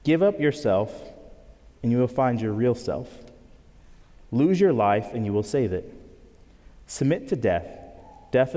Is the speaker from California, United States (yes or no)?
no; Grand Island, New York, United States; moved away; I grew up near Niagara Falls, New York, in a small town called Grand Island